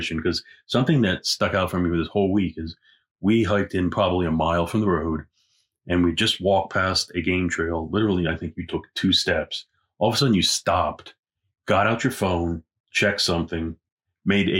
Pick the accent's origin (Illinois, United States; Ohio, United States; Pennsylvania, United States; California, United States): Pennsylvania, United States; I come from Pennsylvania, where if a deer sees you and the deer is 25 yards off the road, no self-respecting deer stands around